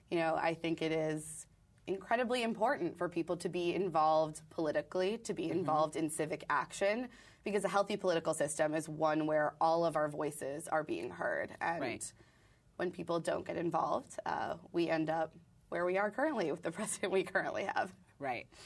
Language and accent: English; Brooklyn, New York, United States; Uh, we were going to go for the jet ski, but we're from Brooklyn, so uh, here we go.